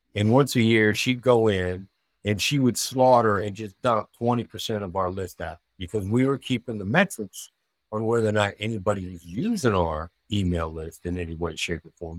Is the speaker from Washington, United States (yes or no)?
no; Iowa, United States; moved away; also born or lived in New York City; I grew up in a small town in Iowa